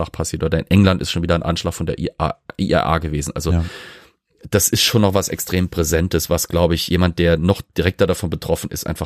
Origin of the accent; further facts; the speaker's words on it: Germany; ich bin Deutscher, ich bin Protestant, ich bin nicht sonderlich religiös